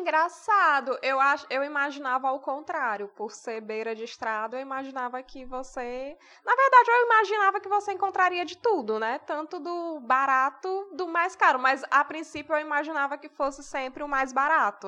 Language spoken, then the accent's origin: Portuguese; Ceará, Brazil; a gente é do Ceará